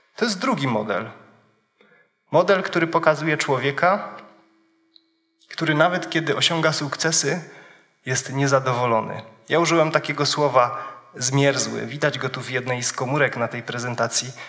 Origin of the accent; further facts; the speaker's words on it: Wisła, Silesian Voivodeship, Poland; moved away; przywiązany do miejsca, z którego pochodzę. Pochodzę z Wisły.